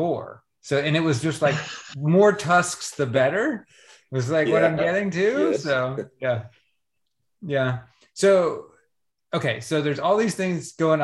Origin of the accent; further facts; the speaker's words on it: the South, United States; I grew up in the South